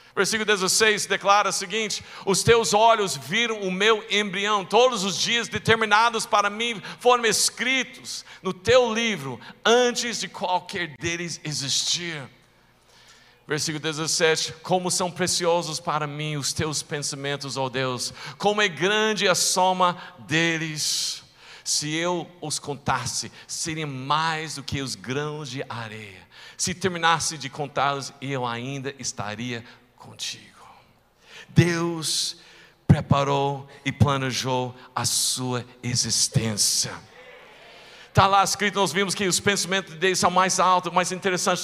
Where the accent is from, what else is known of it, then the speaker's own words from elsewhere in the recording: rural Texas, United States; moved away; eu nasci em uma cidade pequenininha, lá no interior do Texas